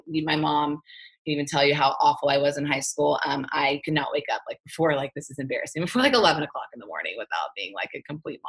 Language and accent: English; Texas, United States; moved away as an adult; now in Orange County, California, United States; This Texas girl, I'm from Texas